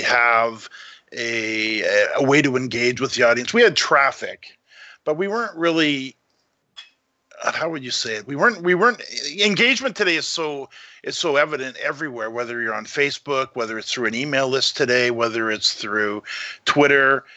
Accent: Canada; also born or lived in Vancouver; I'm a Canadian in Vancouver

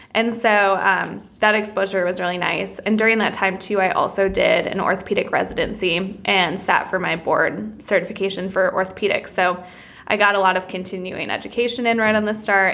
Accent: Wisconsin, United States; moved away as an adult; I'm originally from Wisconsin

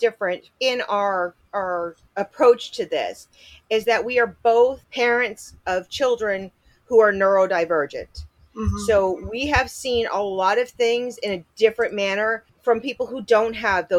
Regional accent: Rhode Island, United States; It happened in my hometown

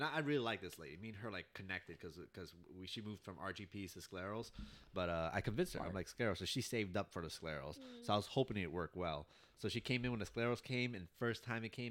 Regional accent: New York City, New York, United States; I am an American citizen. I was born in New York City

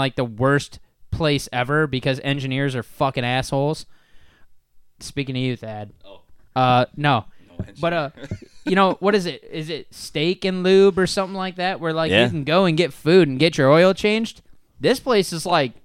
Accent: Midwest, United States; We're from the Midwest

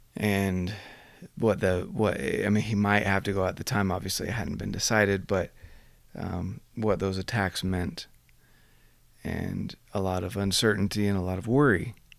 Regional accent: United States

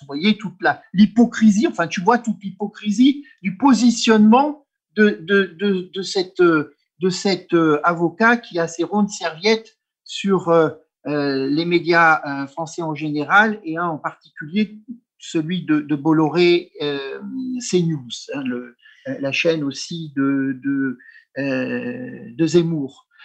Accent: France; je suis français culturellement, politiquement, historiquement

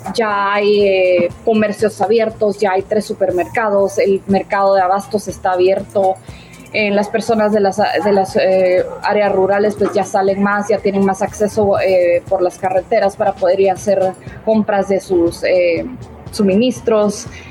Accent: Guatemala; moved away; yo, por ejemplo, soy de Guatemala

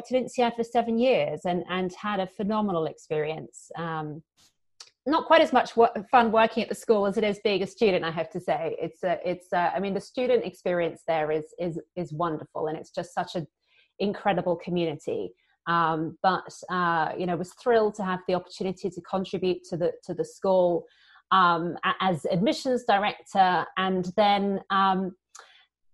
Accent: United Kingdom; accent: British; moved away; also born or lived in London / Paris / Singapore; as you can probably hear from my accent, I'm British.

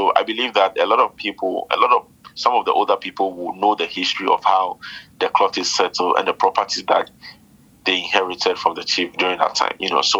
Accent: Jamestown, Greater Accra, Ghana; now in Labadi, Ghana; the people of Labadi realized that we are not from Labadi. We are migrants from Jamestown, you know. In between the same city, migration becomes a demerit.

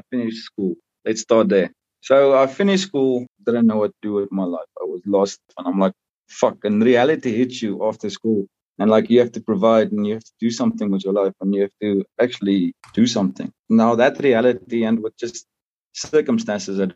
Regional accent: South Africa; I was born and raised in South Africa and, proudly South African

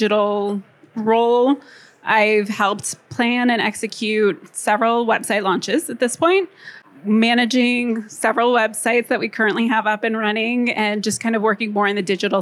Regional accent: Los Angeles, California, United States; I'm from Los Angeles

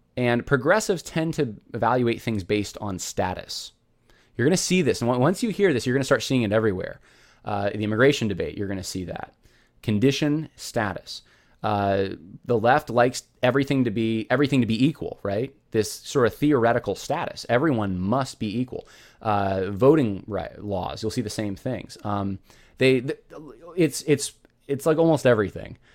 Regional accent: California, United States; I was born in California

